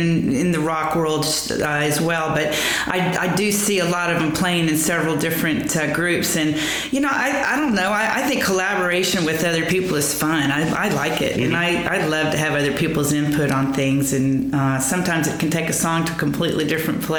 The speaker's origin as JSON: {"language": "English", "region": "Lower Alabama", "country": "United States", "tie": "born or raised there", "also_born_or_lived": "Texas", "moved": "yes", "said": "I was born in Texas, but I grew up in what we call L.A., that's right. Lower Alabama, but it's right there on the panhandle of Florida"}